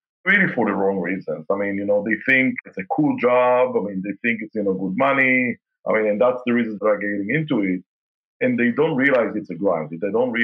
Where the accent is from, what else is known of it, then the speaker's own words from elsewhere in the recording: Israel; now in Kansas City, United States; my dad used to work for the Israeli aircraft industry.